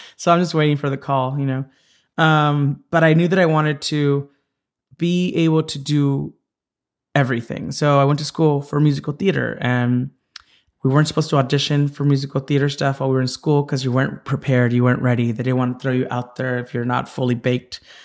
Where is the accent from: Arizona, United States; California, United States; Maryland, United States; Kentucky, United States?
California, United States; Santa Ana; I was born in Orange County, and had, uh, a childhood there